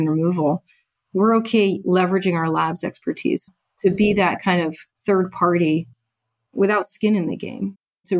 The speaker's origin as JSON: {"language": "English", "region": "Maine", "country": "United States", "said": "I'm from Maine"}